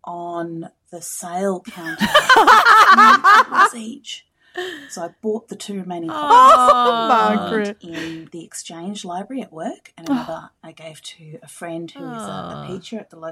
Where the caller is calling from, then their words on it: Bunbury, Western Australia, Australia; I'm calling from Bunbury in Western Australia.